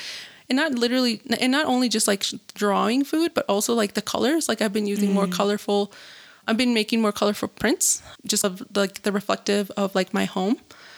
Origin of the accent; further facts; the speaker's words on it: Zacatecas, Mexico; And I was like, well, I'm from Zacatecas. Like, we say things differently.